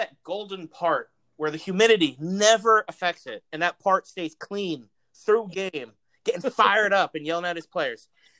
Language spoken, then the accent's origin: English; South Florida, United States; We grew up in South Florida.